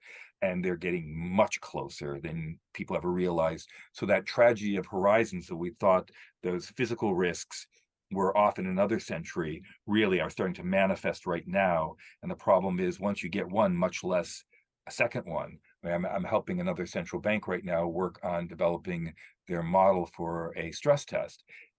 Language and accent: English; United Kingdom; and I'm a British citizen, we led the Industrial Revolution.